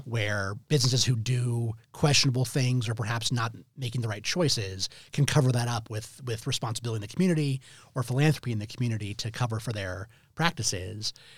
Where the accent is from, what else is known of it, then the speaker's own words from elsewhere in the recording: Denver, Colorado, United States; Very proud of being a native Denver, uh, student